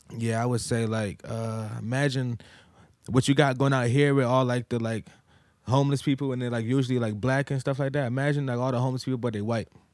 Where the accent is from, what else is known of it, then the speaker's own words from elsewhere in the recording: Massachusetts, United States; moved away; also born or lived in Virginia; I'm from Massachusetts